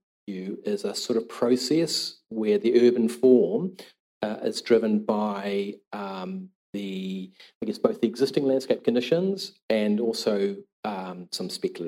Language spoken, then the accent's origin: English; Auckland, New Zealand; I'm from Tamaki and grew up in Titirangi, in the Manukau Harbour